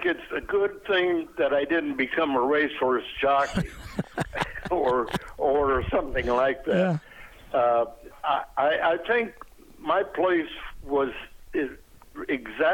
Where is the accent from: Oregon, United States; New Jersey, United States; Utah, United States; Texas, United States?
Oregon, United States; moved away; also born or lived in Jackson Heights; I'm from the state of Oregon, and I did a lot of my growing up on Jackson Heights